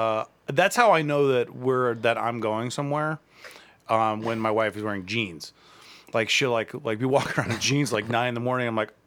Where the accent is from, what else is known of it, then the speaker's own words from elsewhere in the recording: Akron, Ohio, United States; now in Cleveland, United States; I'm from Akron.